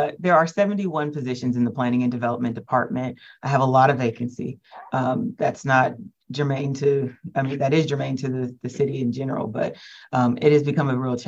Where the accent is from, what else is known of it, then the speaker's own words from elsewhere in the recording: Augusta, Georgia, United States; also born or lived in Hawaii / Atlanta; So I am from Augusta. I claim Augusta, and I'm proud to be from Augusta